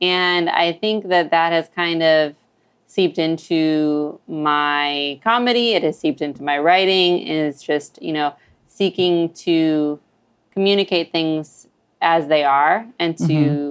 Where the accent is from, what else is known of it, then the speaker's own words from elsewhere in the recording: Sheboygan, Wisconsin, United States; moved away; I grew up in Sheboygan.